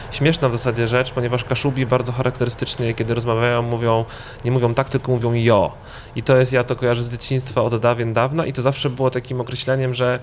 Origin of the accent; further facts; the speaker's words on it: Gdańsk, Pomeranian Voivodeship, Poland; jesteśmy z Wrzeszcza